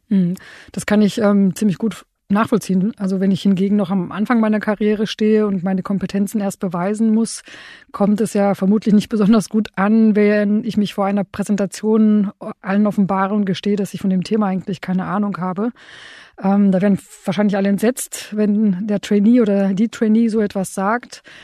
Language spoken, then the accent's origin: German; Romania; now in Germany; ich bin in Rumänien aufgewachsen